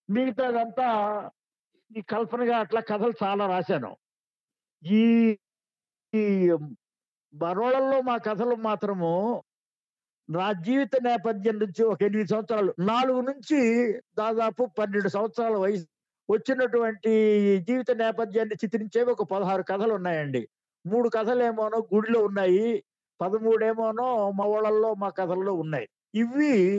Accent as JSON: {"language": "Telugu", "town": "Vejendla", "region": "Andhra Pradesh", "country": "India", "tie": "born or raised there", "said": "ఊరు వేజెంట్ల మాదిగపల్లి"}